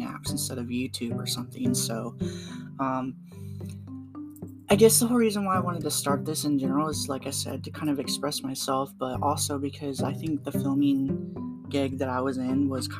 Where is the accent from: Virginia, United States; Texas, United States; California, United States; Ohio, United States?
Ohio, United States; Waynesville; I am from Ohio and I live in a town called Waynesville